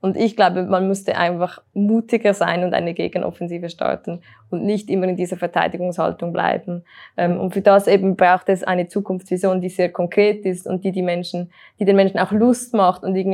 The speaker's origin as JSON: {"language": "German", "town": "Uster", "region": "Zurich", "country": "Switzerland", "tie": "born or raised there", "said": "als ich vor einem Monat in Uster war, das ist meine, äh, mein Heimatort"}